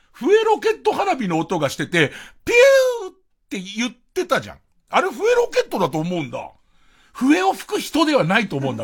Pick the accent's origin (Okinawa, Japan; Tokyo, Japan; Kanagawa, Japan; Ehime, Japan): Tokyo, Japan; Arakawa; 俺の生まれ育った東京荒川区